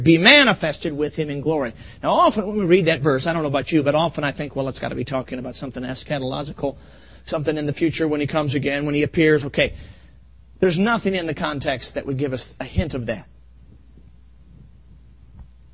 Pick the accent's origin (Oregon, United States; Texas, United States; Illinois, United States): Illinois, United States; Chicago; now in Ann Arbor, United States; I grew up in Chicago